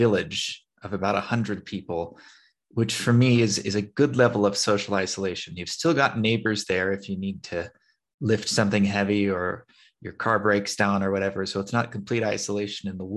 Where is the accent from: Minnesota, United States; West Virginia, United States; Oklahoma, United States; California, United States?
California, United States; moved away as an adult; now in Armenia; growing up in America, California, where I'm from